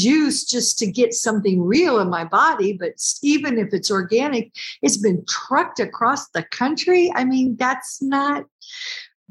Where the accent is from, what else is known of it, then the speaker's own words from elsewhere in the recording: United States; I'm American